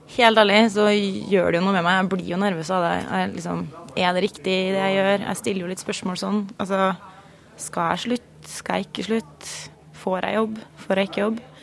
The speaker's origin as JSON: {"language": "Norwegian", "region": "Indre Østfold", "country": "Norway", "moved": "yes", "said": "jeg jobba i en lokalavis hjemme i Indre Østfold"}